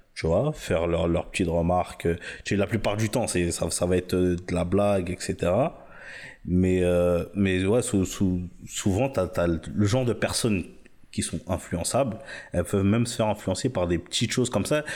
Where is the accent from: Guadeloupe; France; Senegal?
Senegal; moi, je suis sénégalais